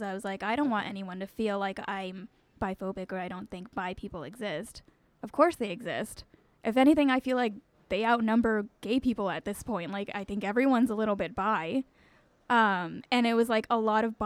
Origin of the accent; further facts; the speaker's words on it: LA County, south of Los Angeles, Southern California, United States; moved away as an adult; now in Brooklyn, United States; I'm from Southern California. I grew up there, went to school there